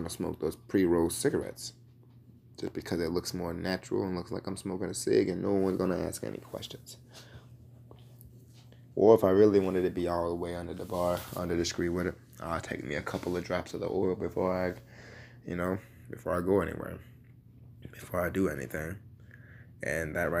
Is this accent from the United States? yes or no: yes; Louisville, Kentucky, United States; my home state of Kentucky. Louisville, Kentucky to be exact.